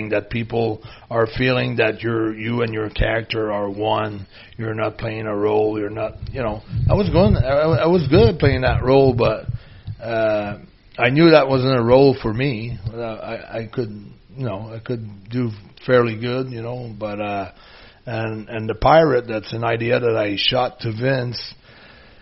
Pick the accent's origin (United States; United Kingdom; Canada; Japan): Canada; Quebec; I was from Louisiana